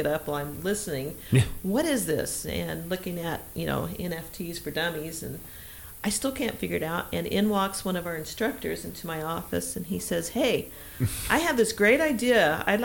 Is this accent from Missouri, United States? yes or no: yes; Branson, Missouri, United States; also born or lived in Walnut Shade, Missouri; I am a native of Branson, Missouri. Lived here my basically entire life, over a half century.